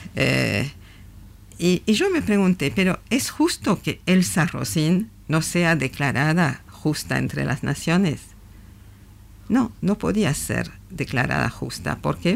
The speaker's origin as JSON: {"language": "Spanish", "country": "France", "said": "yo soy francesa"}